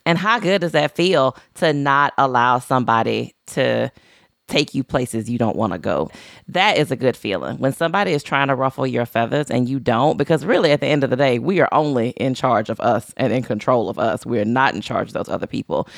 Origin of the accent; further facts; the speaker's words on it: Louisiana, United States; moved away; I'm from Louisiana. I no longer live in Louisiana.